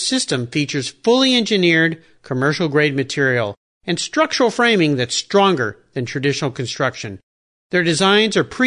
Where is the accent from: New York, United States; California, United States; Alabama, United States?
California, United States; Southern; I grew up in Southern California where we don't really have any accents